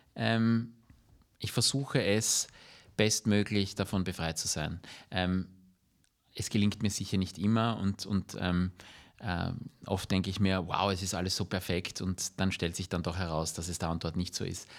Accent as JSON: {"language": "German", "region": "Vienna", "country": "Austria", "said": "wir sind alle Wiener, wir leben in der Stadt"}